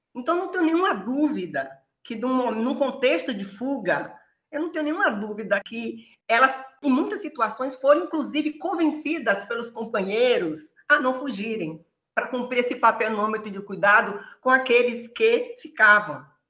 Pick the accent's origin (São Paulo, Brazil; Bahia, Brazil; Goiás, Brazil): Bahia, Brazil; Feira de Santana; eu sou natural de Feira de Santana, Bahia, é a cidade onde eu fui criada